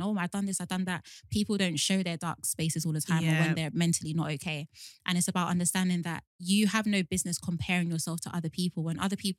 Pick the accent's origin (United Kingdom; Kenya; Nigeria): Nigeria; as a Nigerian